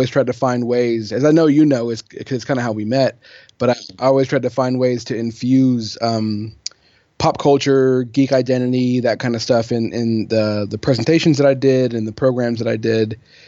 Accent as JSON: {"language": "English", "region": "England", "country": "United Kingdom", "tie": "born or raised there", "said": "So I grew up, just to give you a really quick bio, I grew up overseas in England. My mom is English. My dad's American. He was in the Air Force when I was born. So from when I was born until I was 18, I lived in England"}